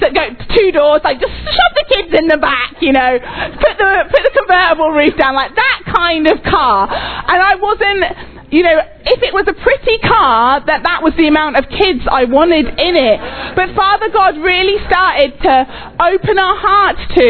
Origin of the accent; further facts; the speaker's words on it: England, United Kingdom; moved away as an adult; also born or lived in Oxford, England / Texas, United States; now in United States; we're English.